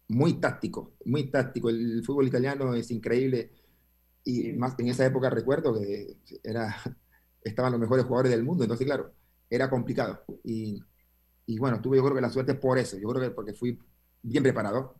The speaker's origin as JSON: {"language": "Spanish", "country": "Panama", "also_born_or_lived": "Argentina / Uruguay", "moved": "yes"}